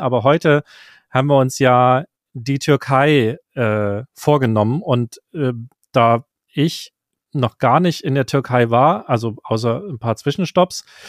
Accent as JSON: {"language": "German", "country": "Germany", "said": "unser deutsches Gehirn"}